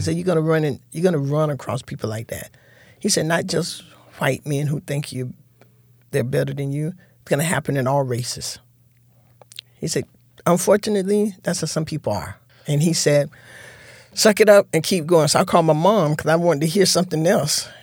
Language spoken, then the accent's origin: English; Fort Lauderdale, Florida, United States; now in Tallahassee, United States; growing up in Fort Lauderdale was, was real good